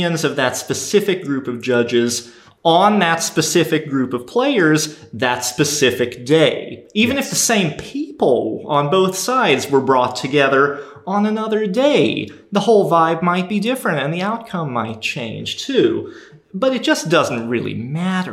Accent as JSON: {"language": "English", "region": "Minnesota", "country": "United States", "tie": "born or raised there", "also_born_or_lived": "the South (US)", "moved": "yes", "said": "I grew up in Minnesota"}